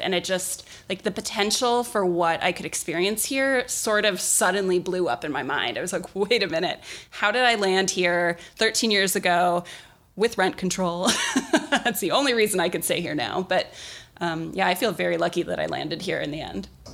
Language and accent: English; Milwaukee, Wisconsin, United States; moved away as an adult; now in Los Angeles, United States; I grew up in Milwaukee in a kind of rough neighborhood on the south side